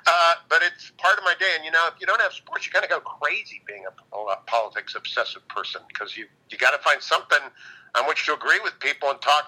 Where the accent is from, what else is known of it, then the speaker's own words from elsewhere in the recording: Warren, Ohio, United States; moved away as an adult; also born or lived in Los Angeles / Washington; I'm from Warren. I went to John F. Kennedy High School down there.